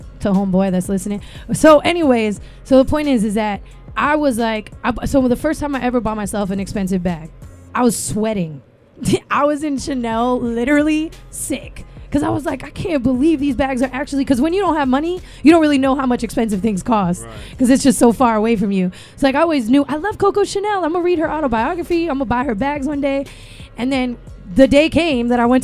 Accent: Miami, Florida, United States; I was from Miami

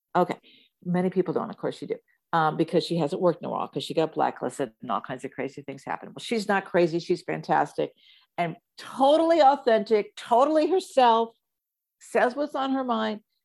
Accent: Kansas, United States; moved away; also born or lived in New Jersey / California; I moved from Kansas, so I was born in New Jersey, raised in the Midwest

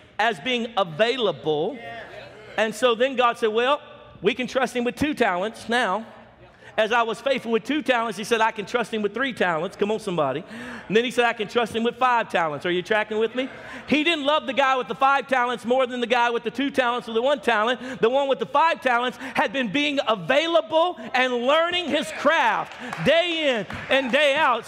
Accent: Baton Rouge, Louisiana, United States; our city that I grew up in Baton Rouge, Louisiana

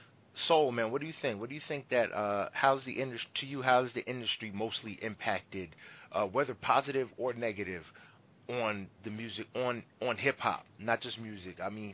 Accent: Philadelphia, Pennsylvania, United States; I'm from the Phil

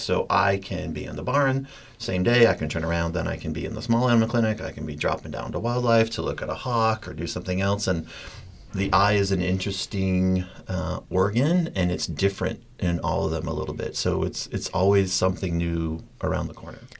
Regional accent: Maine, United States; moved away; I was so born and raised in Maine

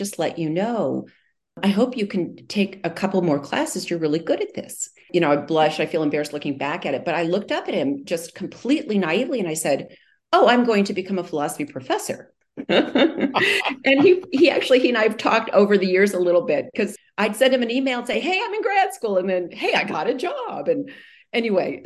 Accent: Iowa, United States; moved away; I grew up in Iowa

